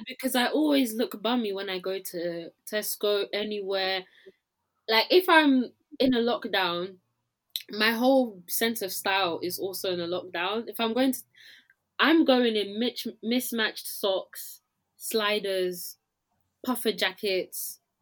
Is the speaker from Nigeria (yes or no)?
yes; Nigeria; now in London, United Kingdom; as a Nigerian, I can roast my people